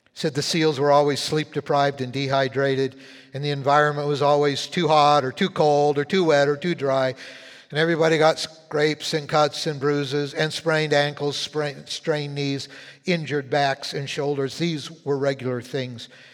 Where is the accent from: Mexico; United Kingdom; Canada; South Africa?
Canada; Winnipeg, Manitoba; moved away; I was born in Winnipeg